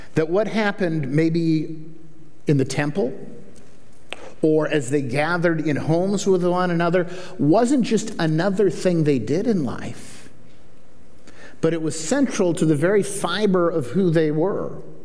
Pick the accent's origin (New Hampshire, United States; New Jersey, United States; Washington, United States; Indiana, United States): Washington, United States; Kirkland; also born or lived in Tumwater; I'm kind of a wet sider. I grew up in, I grew up in Kirkland